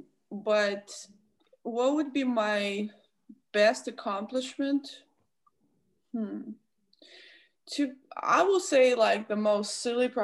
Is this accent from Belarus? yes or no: yes; Belarus; I'm from Belarus.